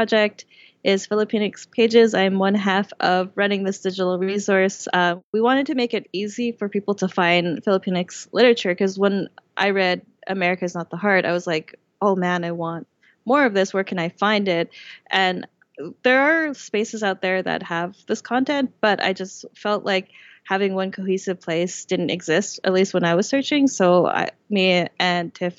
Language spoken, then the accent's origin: English; Vancouver, British Columbia, Canada; I was born and raised in Vancouver. I've never lived anywhere else.